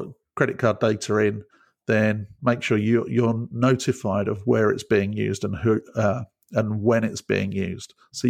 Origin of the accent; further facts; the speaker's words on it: United Kingdom; Being British, it would be milk.